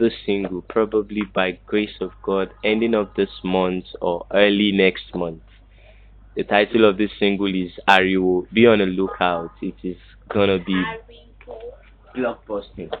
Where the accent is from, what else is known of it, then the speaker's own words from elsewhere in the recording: Lagos, Nigeria; I was brought up in Lagos Island